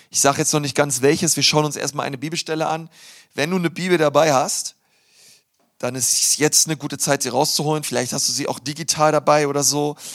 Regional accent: Berlin, Germany; now in Nuremberg, Germany; und wir wohnen in Nürnberg, aber ich komme aus Berlin.

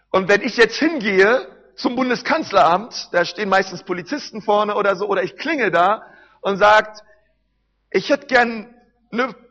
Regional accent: Berlin, Germany; Wisst ihr, ich komme aus Berlin

